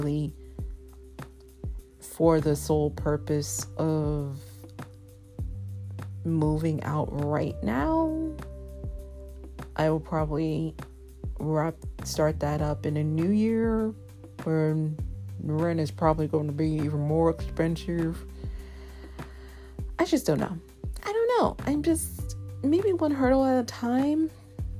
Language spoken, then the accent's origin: English; New York City, New York, United States; I'm a New Yorker